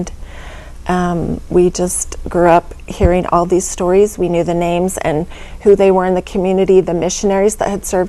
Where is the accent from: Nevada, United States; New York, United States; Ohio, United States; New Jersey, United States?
Nevada, United States; Las Vegas; moved away; For a time, I grew up in Las Vegas